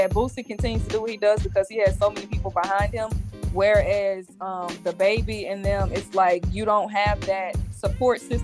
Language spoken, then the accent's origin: English; Louisiana, United States; we're all from Louisiana